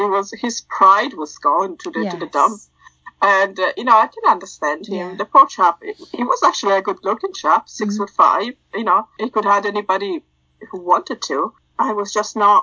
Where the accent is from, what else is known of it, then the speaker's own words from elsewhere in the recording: Italy; accent: a hybrid of everything; moved away as an adult; now in Ireland; I was born and grew up in Italy, and then I moved to Ireland when I was 22, 23.